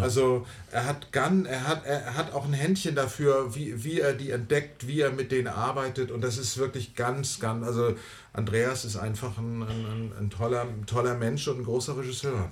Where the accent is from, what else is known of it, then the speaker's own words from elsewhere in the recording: Hamburg, Germany; ich bin ein Hamburger.